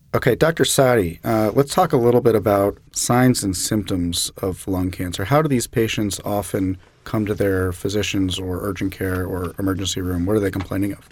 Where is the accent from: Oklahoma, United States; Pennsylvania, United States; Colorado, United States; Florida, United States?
Florida, United States; Jacksonville; I'm from Jacksonville, Florida